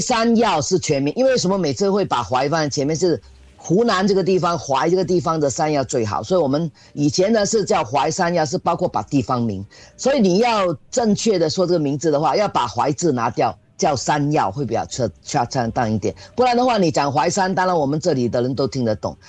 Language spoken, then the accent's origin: Chinese; Singapore; 这个特别适合我们新加坡人的体质啊